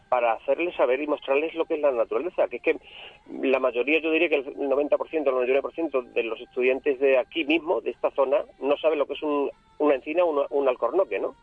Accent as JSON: {"language": "Spanish", "town": "Burguillos del Cerro", "region": "Extremadura", "country": "Spain", "tie": "born or raised there", "said": "el castillo que tú has mencionado de mi pueblo"}